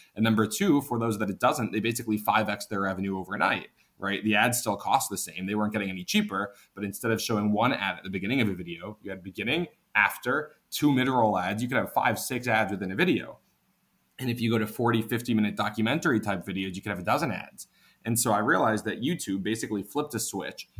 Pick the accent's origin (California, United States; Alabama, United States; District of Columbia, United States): District of Columbia, United States; Washington; moved away as an adult; also born or lived in New York; actually grew up in the DC area